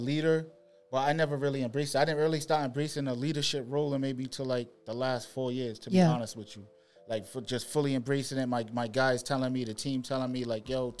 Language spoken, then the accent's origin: English; Providence, Rhode Island, United States; also born or lived in Killeen, Texas; I ended up back in Rhode Island. All my family's from Rhode Island, so we ended up back in Rhode Island. I was probably maybe 3 or 4, and then I just know Rhode Island. That's all I know, Providence.